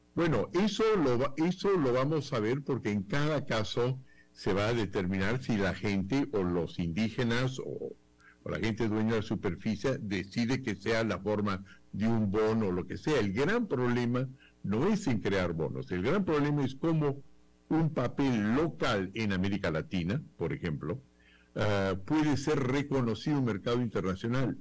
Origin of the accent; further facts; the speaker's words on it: Peru; aquí en el Perú